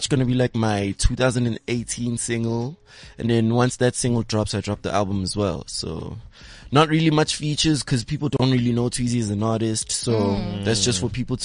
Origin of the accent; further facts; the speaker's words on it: Soweto, Gauteng, South Africa; now in Midrand, South Africa; I'm from Soweto